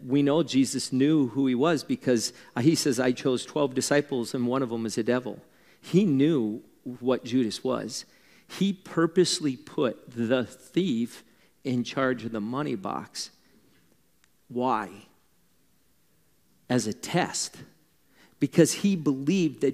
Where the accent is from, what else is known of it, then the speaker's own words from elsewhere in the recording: Wisconsin, United States; I'm a German from Wisconsin